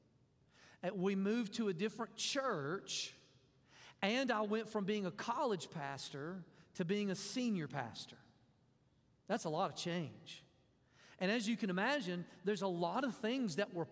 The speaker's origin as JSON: {"language": "English", "region": "Mississippi", "country": "United States", "said": "I'm from Mississippi"}